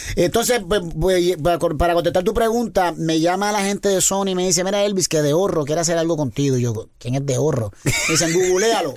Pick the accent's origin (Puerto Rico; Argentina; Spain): Puerto Rico; born or raised there